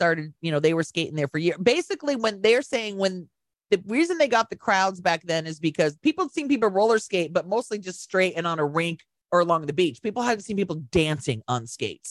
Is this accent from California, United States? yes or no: yes; Southern California, United States; growing up in Southern California